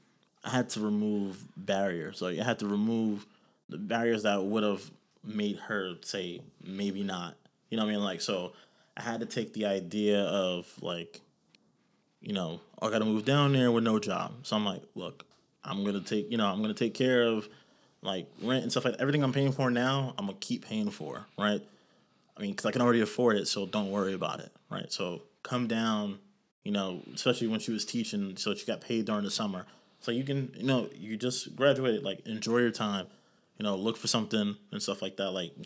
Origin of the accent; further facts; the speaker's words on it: New York, United States; For me, you know, I came from New York, so I, you know, this was normal for me.